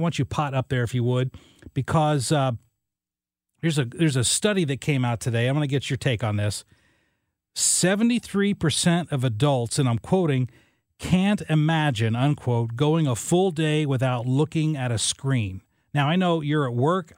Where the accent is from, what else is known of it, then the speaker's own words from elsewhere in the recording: southern Illinois, United States; I grew up in southern Illinois